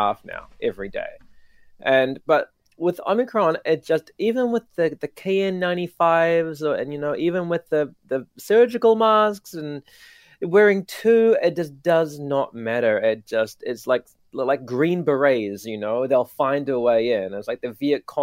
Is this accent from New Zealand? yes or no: yes; New Zealand; now in Tokyo, Japan; not my hometown, but my home country